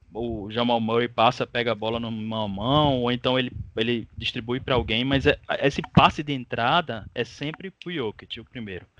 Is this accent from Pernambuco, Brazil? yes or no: yes; Recife, Pernambuco, Brazil; now in Olinda, Brazil; eu sou do Recife, mas eu moro em Olinda